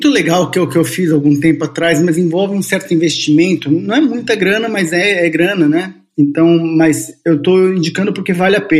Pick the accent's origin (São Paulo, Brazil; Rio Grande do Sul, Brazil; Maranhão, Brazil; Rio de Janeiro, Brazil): São Paulo, Brazil; born there; also born or lived in Bauru; Ó, eu nasci em São Paulo, São Paulo capital. Todo mundo fica achando que eu sou de Bauru, mas não sou. Eu só morei alguns anos em Bauru, minha família foi parar em Bauru, né?